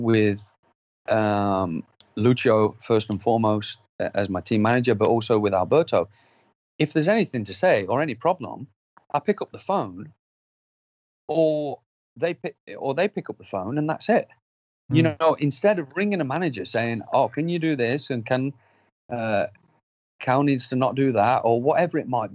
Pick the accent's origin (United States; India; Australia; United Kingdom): United Kingdom; I'm not a British rider that is just any random rider.